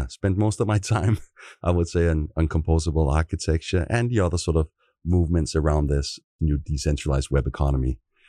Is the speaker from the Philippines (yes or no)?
no; Copenhagen, Capital Region of Denmark, Denmark; now in San Francisco, United States; I should say we're both from Copenhagen, Denmark, as way of intro here. I do live in San Francisco, both of us do.